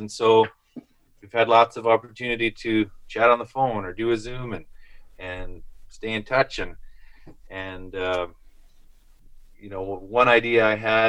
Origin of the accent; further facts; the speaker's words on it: Magrath, Alberta, Canada; all these places in my hometown